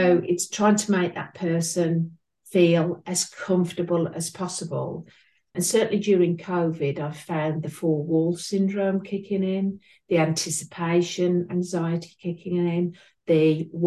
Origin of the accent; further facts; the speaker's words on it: United Kingdom; accent: between Birmingham and East Midlands; as you can tell by my accent, I'm between Birmingham and East Midlands